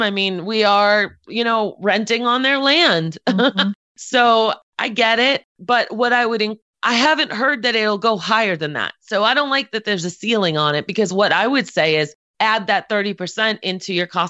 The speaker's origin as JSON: {"language": "English", "town": "Boston", "region": "Massachusetts", "country": "United States", "moved": "yes", "said": "I'm originally from Boston"}